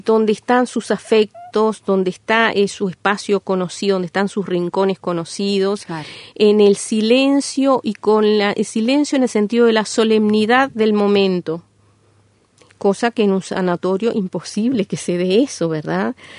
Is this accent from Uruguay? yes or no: yes; Uruguay; Nosotros somos como ciudadanía uruguaya